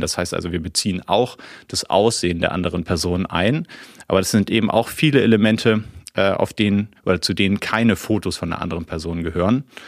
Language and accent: German; Hamburg, Germany; moved away; ich bin äh, ja gebürtiger Hamburger